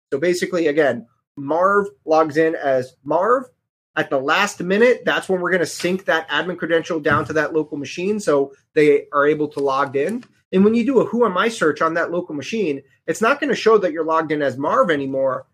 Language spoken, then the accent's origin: English; New York City, New York, United States; now in Connecticut, United States; I was born in the Bronx, and I live in Connecticut